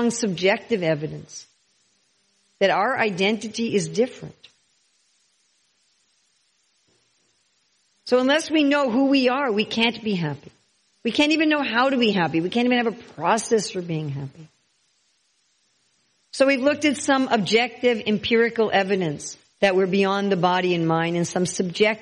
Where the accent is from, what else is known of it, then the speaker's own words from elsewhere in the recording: New York City, New York, United States; I was born in New York City, and I think, I'm a New Yorker